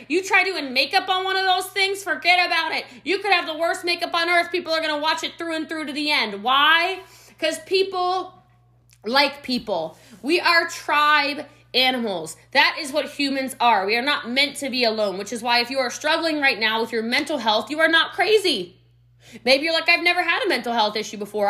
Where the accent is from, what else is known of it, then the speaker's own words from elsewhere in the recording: Middletown, Maryland, United States; now in Frisco, Texas, United States; I'm from Middletown, Maryland, right on the cusp of Myersville, Maryland. I am from the country, y'all.